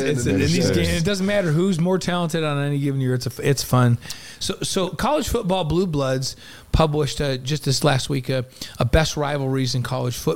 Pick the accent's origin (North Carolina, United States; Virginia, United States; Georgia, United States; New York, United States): New York, United States; now in Utah, United States; Tom came from California, and I, I, think you're probably similar. I came from New York. I didn't know anything about this Utah BYU